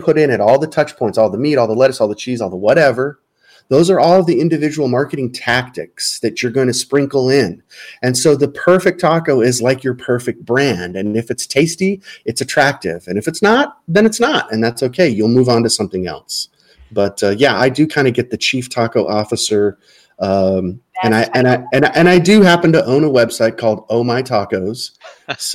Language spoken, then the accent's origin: English; Southern California, United States; now in Arizona, United States; I live in Arizona. I live in the Southwest. I grew up in Southern California